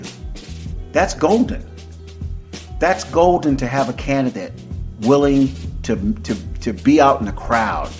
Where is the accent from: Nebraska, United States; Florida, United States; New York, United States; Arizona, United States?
Florida, United States; Tampa; moved away as an adult; also born or lived in Opa-locka, Florida / Dania, Florida; now in California, United States; I am a native Floridian. I was born and raised in Hillsborough County, Tampa, Brandon area